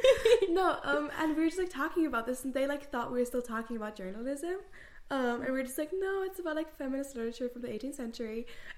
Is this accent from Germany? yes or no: yes; Germany; now in Ireland; I'm from Germany.